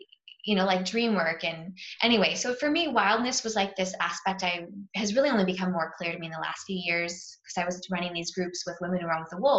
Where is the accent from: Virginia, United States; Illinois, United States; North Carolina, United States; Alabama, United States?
Virginia, United States; born there; where I was born in Virginia and then made my way across the US.